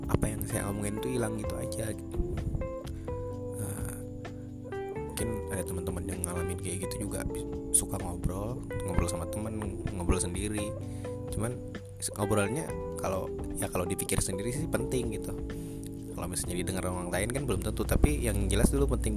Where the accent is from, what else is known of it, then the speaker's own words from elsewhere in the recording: South Kalimantan, Indonesia; saya dari Kalimantan Selatan ya saya anak Kalimantan saya anak daerah